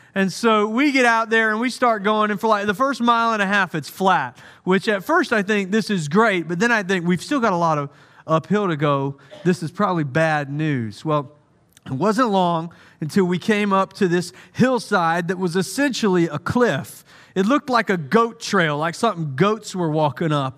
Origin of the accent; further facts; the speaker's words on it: United States; also born or lived in Santa Clara, California; I'm American